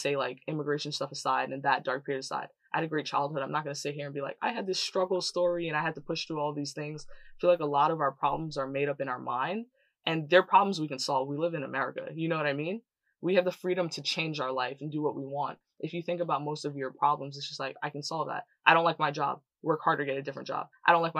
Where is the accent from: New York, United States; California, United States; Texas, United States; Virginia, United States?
New York, United States; New York City; I grew up in Canarsie, Brooklyn, which is like basically the hood